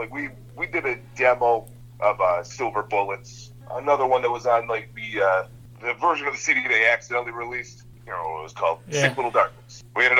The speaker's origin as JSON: {"language": "English", "region": "Ohio", "country": "United States", "moved": "as an adult", "lives_now": "Pennsylvania, United States", "said": "Yeah, we're both originally in Ohio. I moved out to Pennsylvania like 2009 or 10 or something"}